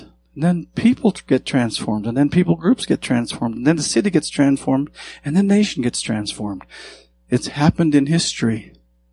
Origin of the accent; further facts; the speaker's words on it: Montana, United States; I grew up in Montana